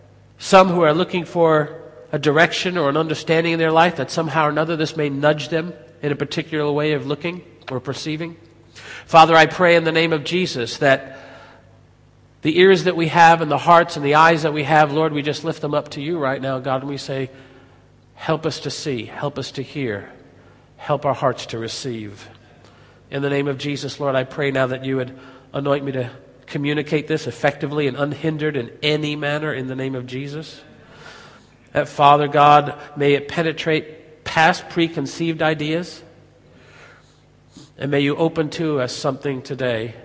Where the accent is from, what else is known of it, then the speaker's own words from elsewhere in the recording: United States; accent: American; my American accent